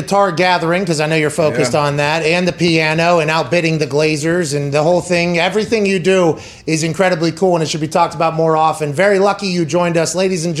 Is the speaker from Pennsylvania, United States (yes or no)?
yes; Pittsburgh, Pennsylvania, United States; I grew up in Pittsburgh